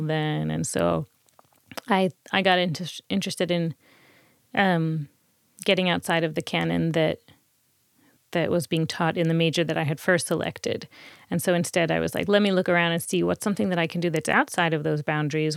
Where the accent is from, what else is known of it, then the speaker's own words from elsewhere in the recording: New Jersey, United States; now in Boston, United States; I grew up in New Jersey